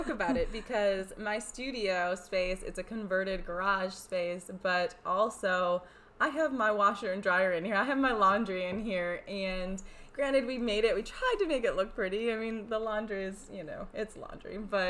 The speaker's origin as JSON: {"language": "English", "region": "New York", "country": "United States", "tie": "born or raised there", "said": "And this is New York. I grew up in New York. My mother grew up in New York."}